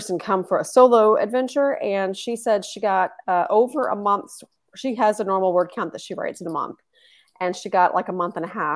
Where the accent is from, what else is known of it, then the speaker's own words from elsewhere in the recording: Texas, United States; moved away as an adult; now in Tallinn, Estonia; I am from Texas